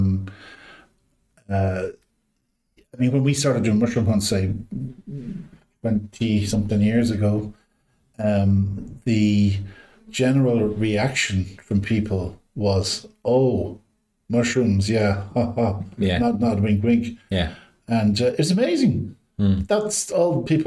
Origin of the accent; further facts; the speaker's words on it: Galway, Connacht, Ireland; I was brought up in Galway, Salt Hill and Galway